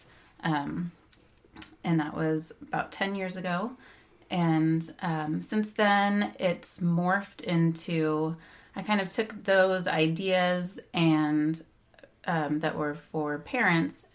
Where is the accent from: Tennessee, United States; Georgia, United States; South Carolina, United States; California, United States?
California, United States; Bay Area; I grew up in the Bay Area